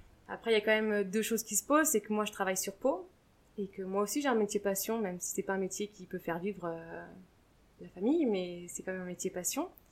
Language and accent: French; Deux-Sèvres, Nouvelle-Aquitaine, France; now in Mâcon, France; moi je viens des Deux-Sèvres